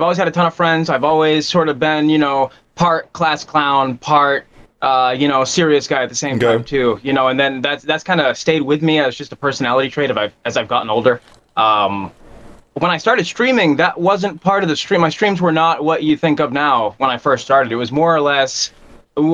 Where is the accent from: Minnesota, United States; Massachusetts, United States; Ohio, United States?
Massachusetts, United States; Gloucester; I was born and raised in Gloucester, Massachusetts